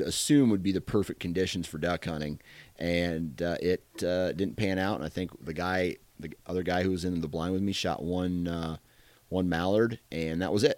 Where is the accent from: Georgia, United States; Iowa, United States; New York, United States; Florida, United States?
Iowa, United States; I'm from Iowa, dude.